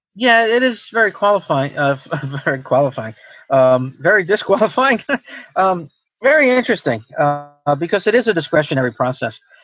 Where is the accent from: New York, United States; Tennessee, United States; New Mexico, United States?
New York, United States; Long Island; also born or lived in Pennsylvania; now in New York City, United States; I grew up on Long Island